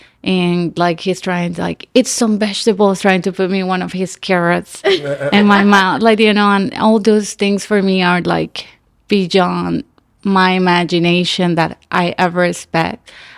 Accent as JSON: {"language": "English", "country": "Nicaragua", "tie": "born or raised there", "also_born_or_lived": "Miami, Florida / Gainesville, Florida", "second_language": "English", "moved": "as an adult", "lives_now": "Los Angeles, United States", "said": "So I was born in Miami, but I was raised in Nicaragua, and then I moved to Florida to go to school and graduate in theater."}